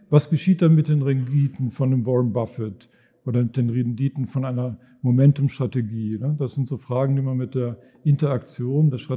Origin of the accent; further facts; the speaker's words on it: North Rhine-Westphalia, Germany; also born or lived in Dortmund area; Und dann habe ich bin ich aufgewachsen im Sauerland, da sah es ungefähr so aus wie hier, also wenig Leute, viel Natur und habe studiert in Bonn.